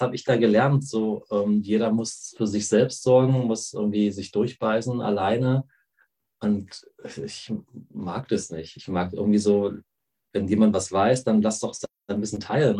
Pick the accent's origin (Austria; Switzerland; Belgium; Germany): Germany; ich bin ja in der DDR aufgewachsen